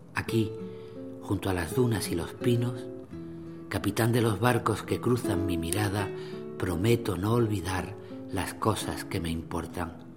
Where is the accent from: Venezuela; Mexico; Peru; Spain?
Spain; Granada, Andalusia; yo nací en Granada, la ciudad de Federico García Lorca.